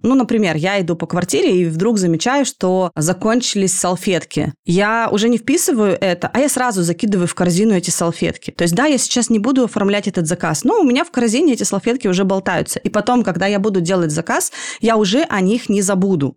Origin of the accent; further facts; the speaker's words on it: Chelyabinsk, Chelyabinsk Oblast, Russia; now in Moscow, Russia; я не с поселка, но я там из, из Челябинска, но тоже из очень простой